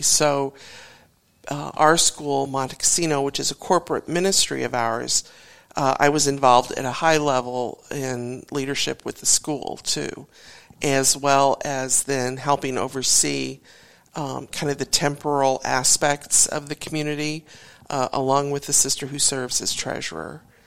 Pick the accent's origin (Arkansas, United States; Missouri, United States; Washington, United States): Missouri, United States; Warrenton; moved away as an adult; now in Tulsa, United States; I grew up near St. Louis, a little town called Warrenton